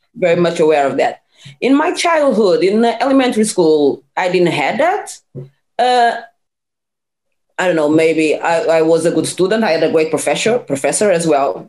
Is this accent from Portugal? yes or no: yes; small town 30 km from Lisbon, Portugal; English is a second language; also born or lived in Cape Verde (parents); now in Lisbon, Portugal; I was born in a small town like 30 kilometers from uh, Lisbon, where it was where I grew up, where I did my studies until uh, high school.